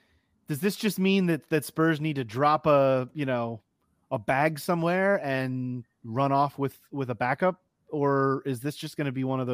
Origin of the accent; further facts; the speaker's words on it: United States; I'm not gonna be the American that harps on media being better anywhere.